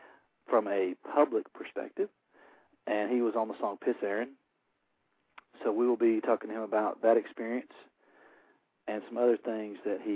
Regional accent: Alabama, United States; I'm from Alabama

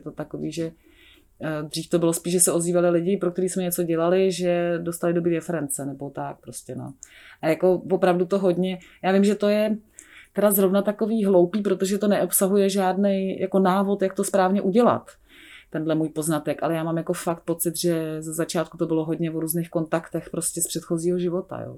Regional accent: Prague, Czechia; já žiju celé život v Praze, já jsem se narodila v Praze a vlastně jsem tady i vystudovala

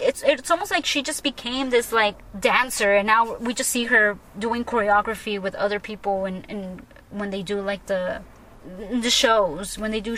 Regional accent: Long Beach, California, United States; I'm from Long Beach

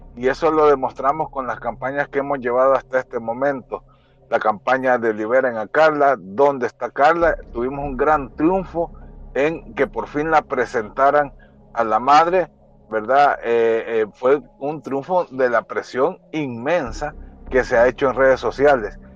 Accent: El Salvador; identificarnos como salvadoreños

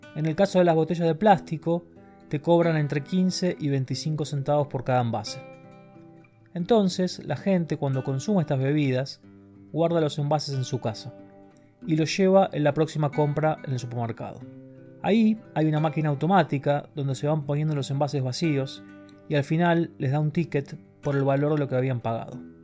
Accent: Argentina; moved away as an adult; also born or lived in Germany

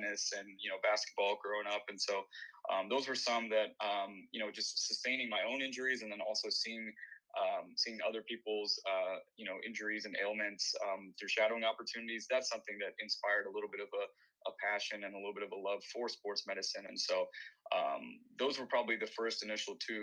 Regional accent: Bowling Green, Kentucky, United States; moved away as an adult; also born or lived in Madurai, India; now in Miami, United States; my hometown of Bowling Green

